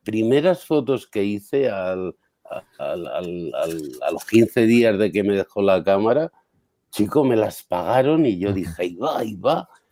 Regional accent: San Sebastián, Basque Country, Spain; moved away; also born or lived in Madrid; yo soy de San Sebastián

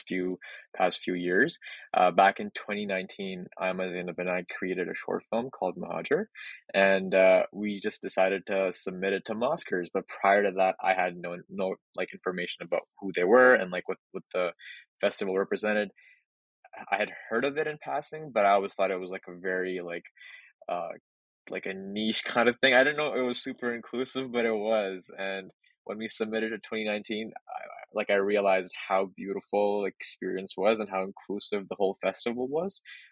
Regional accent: Edmonton, Alberta, Canada; I'm from Edmonton. I'm a local creative.

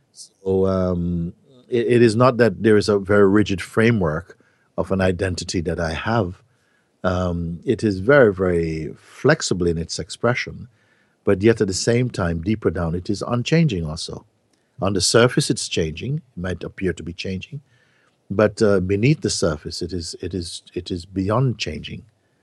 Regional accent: Jamaica; now in Portugal; yes, I am this Jamaican guy living in Portugal, having these satsang gatherings or whatever.

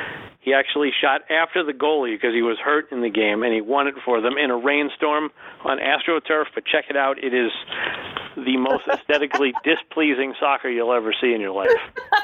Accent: New York, United States; As a New Yorker

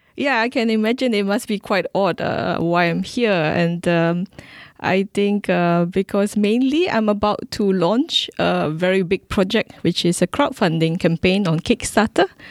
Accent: Singapore; I'm a Singaporean classical musician

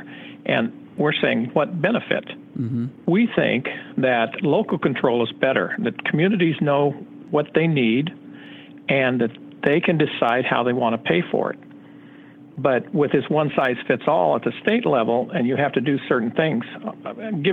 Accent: Southern California, United States; I hail from Southern California

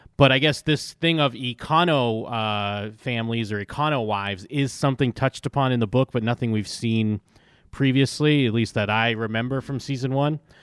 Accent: Massachusetts, United States; moved away; I grew up in Massachusetts

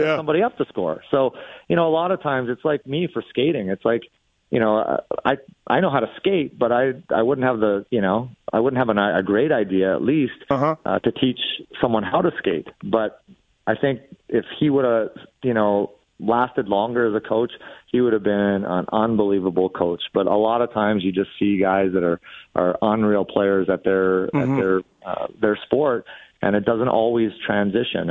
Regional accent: Edmonton, Alberta, Canada; I had Wayne Gretzky wallpaper, Wayne Gretzky bed sheets as a kid growing up in Edmonton

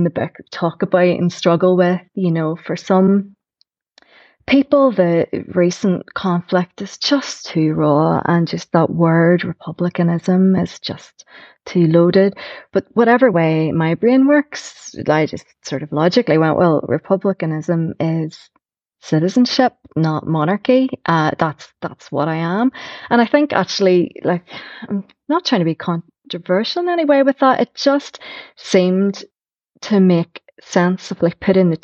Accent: Belfast, Northern Ireland, United Kingdom; also born or lived in Newtownards; I was born in Newton Arts, I've lived all around East Belfast

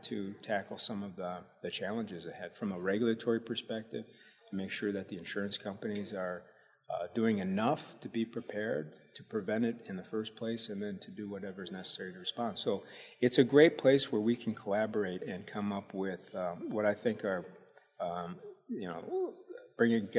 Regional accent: Chaska, Minnesota, United States; I grew up in Minneapolis, Minnesota

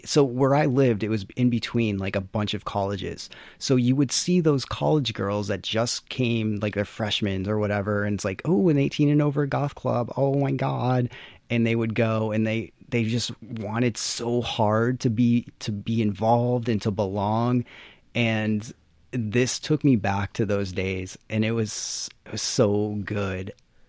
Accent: Massachusetts, United States; Well, growing up in Western Mass, like there was one like alternative type of club and it was a goth club.

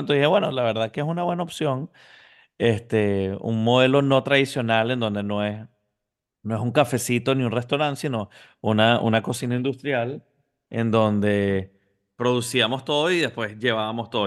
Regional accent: Venezuela; moved away as an adult; also born or lived in Houston, Texas; now in Miami, United States; originalmente nací en Houston, Texas, pero, pero a una temprana edad mis papás estaban estudiando en Estados Unidos y, me mudé a Venezuela a los seis años. Desde los seis hasta los 24 estuve en Venezuela

